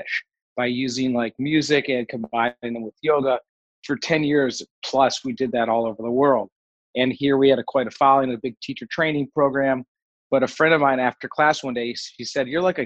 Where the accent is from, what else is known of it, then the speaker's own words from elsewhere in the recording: Detroit, Michigan, United States; moved away as an adult; also born or lived in Nashville / Los Angeles; I grew up in Detroit